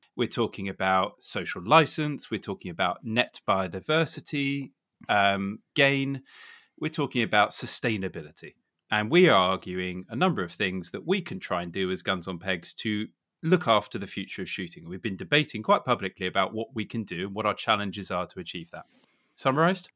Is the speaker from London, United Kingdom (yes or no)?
no; Suffolk, East of England, United Kingdom; I grew up in Suffolk, so that's why I'm obviously loyal to our schools